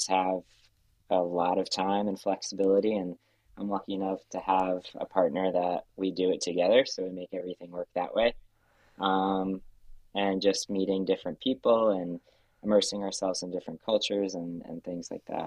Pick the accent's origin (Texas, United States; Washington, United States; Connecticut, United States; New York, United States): Connecticut, United States; I'm from Connecticut. And I worked in Connecticut